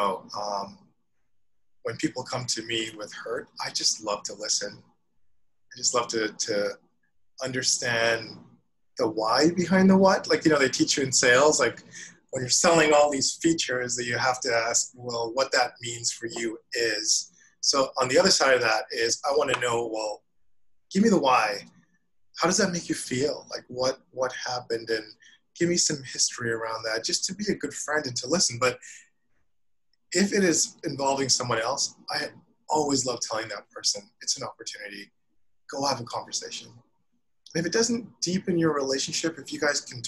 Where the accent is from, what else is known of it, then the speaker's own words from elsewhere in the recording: Vancouver, British Columbia, Canada; moved away as an adult; now in New York, United States; growing up in Canada